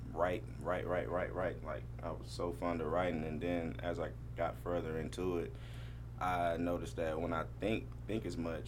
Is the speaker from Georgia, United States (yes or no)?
yes; Atlanta, Georgia, United States; I'm from Atlanta